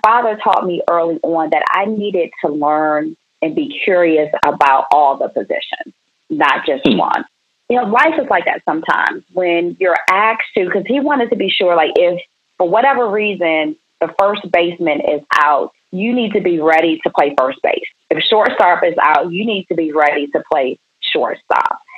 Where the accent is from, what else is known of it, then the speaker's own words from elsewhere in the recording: Prince George's County, Maryland, United States; also born or lived in Washington, D.C. / New York area / Baton Rouge, Louisiana; my parents moved to the southern part of Prince George's County when I was two years old.